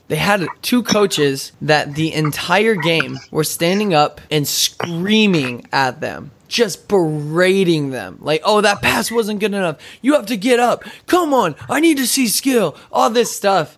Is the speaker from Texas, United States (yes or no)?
yes; Odessa, Texas, United States; moved away; I'm originally from Odessa, Texas